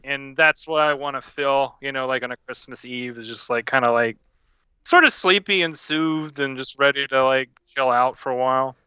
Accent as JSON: {"language": "English", "region": "Louisiana", "country": "United States", "said": "I'm from Louisiana"}